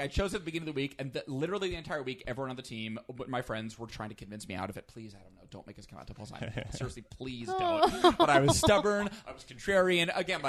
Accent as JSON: {"language": "English", "area": "a small town outside Albany", "region": "New York", "country": "United States", "tie": "born or raised there", "moved": "yes", "lives_now": "Los Angeles, United States", "said": "I'm from a tiny, tiny town outside of Albany, New York."}